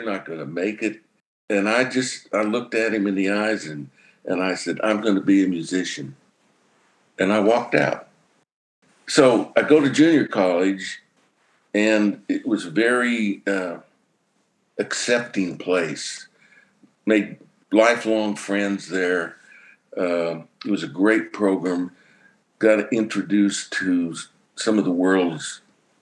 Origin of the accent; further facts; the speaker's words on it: Ulysses, Kansas, United States; I grew up in Ulysses, Kansas, way out in the west